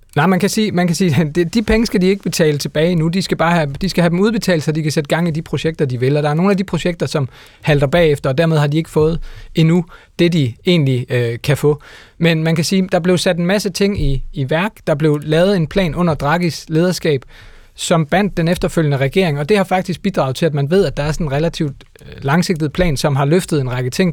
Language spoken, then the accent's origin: Danish; Denmark; vi som danskere